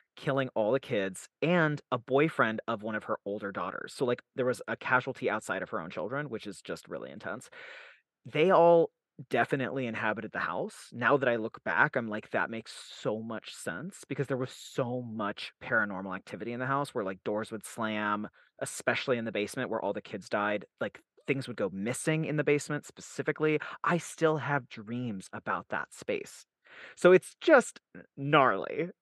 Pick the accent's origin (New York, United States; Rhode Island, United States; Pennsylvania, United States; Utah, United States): Utah, United States; also born or lived in Salt Lake City, Utah; I was raised in Salt Lake City, Utah, and then I was I grew up in a place called the Cove, which is in Utah County